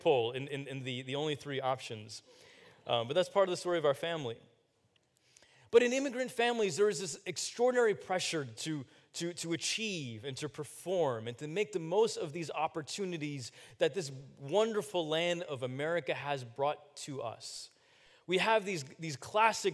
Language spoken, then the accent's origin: English; New Jersey, United States; I was born in New Jersey a few years later